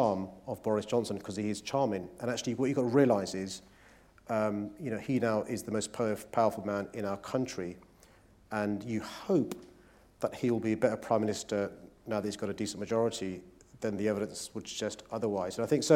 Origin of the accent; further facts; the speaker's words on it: London, United Kingdom; as a Londoner